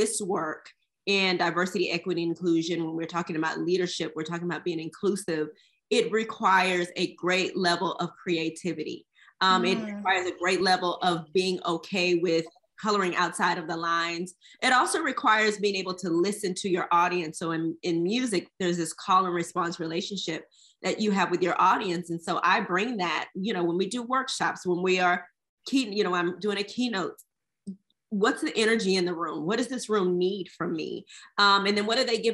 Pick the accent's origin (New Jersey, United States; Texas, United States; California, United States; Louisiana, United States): Texas, United States; Houston; I'm originally from Houston, Texas